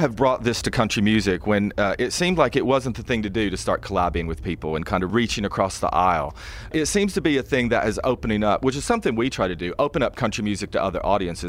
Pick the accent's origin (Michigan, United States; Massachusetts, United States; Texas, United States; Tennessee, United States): Tennessee, United States; now in London, United Kingdom; I grew up in East Tennessee, even though I've got this weird accent and been living in London for a long time. And I grew up in a trailer park with no money and on food stamps and eating government cheese.